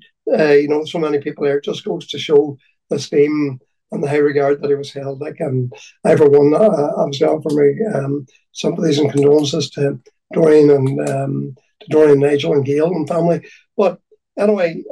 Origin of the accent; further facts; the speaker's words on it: County Donegal, Ireland; I'm from Donegal, and I've grown up with the rally